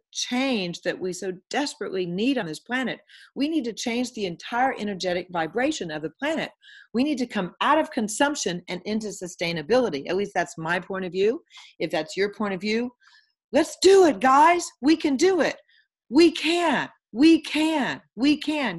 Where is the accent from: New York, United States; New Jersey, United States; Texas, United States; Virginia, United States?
Texas, United States; Houston; I am currently from Houston, Texas, and living in Houston, Texas